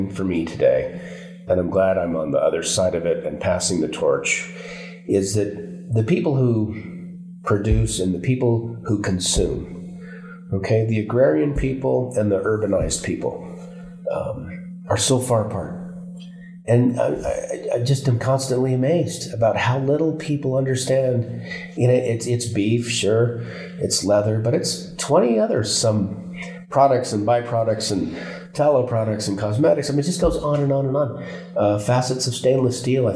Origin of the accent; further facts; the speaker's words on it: Phoenix and Tucson, Arizona, United States; also born or lived in Coconino County, Arizona; I grew up in Phoenix and Tucson after that time